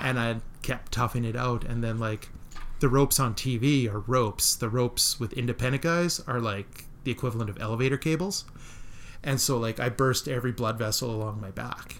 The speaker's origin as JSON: {"language": "English", "town": "Melville", "region": "Saskatchewan", "country": "Canada", "tie": "born or raised there", "said": "growing up in Melville"}